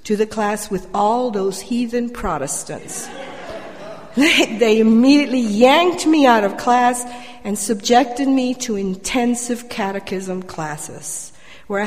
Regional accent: Colombia; moved away; I was born and raised in Colombia, South America.

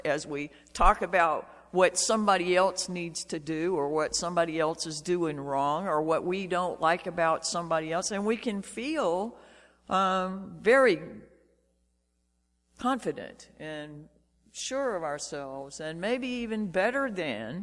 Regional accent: Shreveport, Louisiana, United States; as a kid growing up in Shreveport

